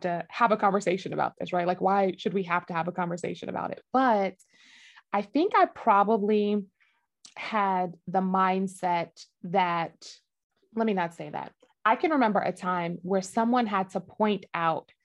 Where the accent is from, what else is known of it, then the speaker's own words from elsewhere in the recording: New York, United States; growing up in New York, we were raised in, it was like a mixed community